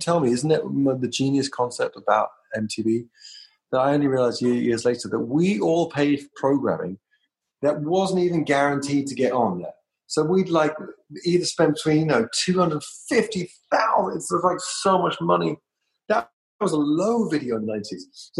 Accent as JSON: {"language": "English", "region": "London", "country": "United Kingdom", "lives_now": "United States", "said": "To Trauma Records in the Valley, and I came from London."}